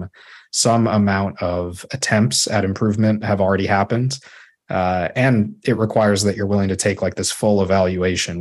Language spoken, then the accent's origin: English; Chicago, Illinois, United States; moved away as an adult; also born or lived in Toronto, Canada / Waterloo, Canada / Sudbury, Canada; now in Ottawa, Canada; I grew up in Chicago